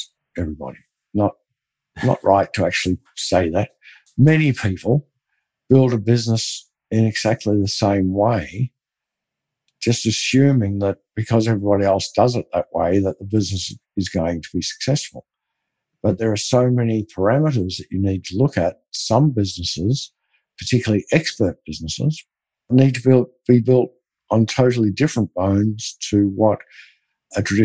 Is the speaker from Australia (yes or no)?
yes; Melbourne, Victoria, Australia; Melbourne, Australia, my hometown